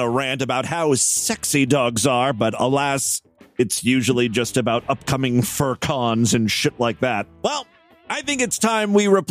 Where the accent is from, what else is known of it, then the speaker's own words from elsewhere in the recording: Ashtabula, Ohio, United States; Ashtabula, Ohio, my hometown